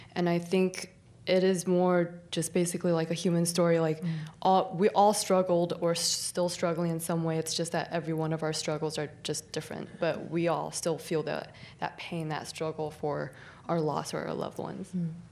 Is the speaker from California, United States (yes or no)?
yes; San Jose, California, United States; I'm from San Jose